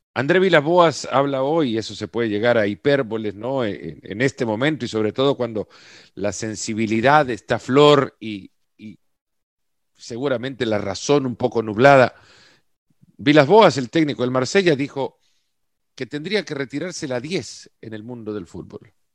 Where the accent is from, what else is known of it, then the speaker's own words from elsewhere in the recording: El Salvador; yo soy del Salvador